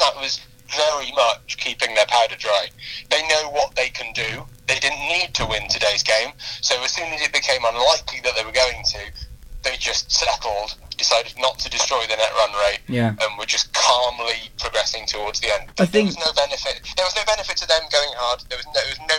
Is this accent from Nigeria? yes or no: no; England, United Kingdom; we're English